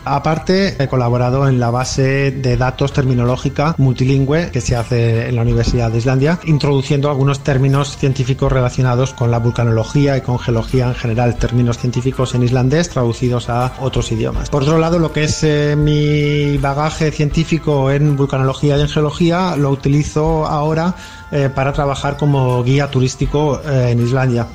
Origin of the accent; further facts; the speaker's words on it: Zaragoza, Aragon, Spain; moved away as an adult; also born or lived in Barcelona; Nací en Zaragoza, en España.